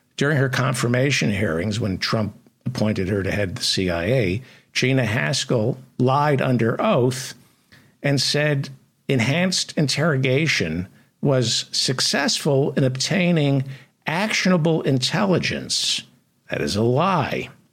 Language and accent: English; New York City, New York, United States; I wasn't a black kid growing up in Brooklyn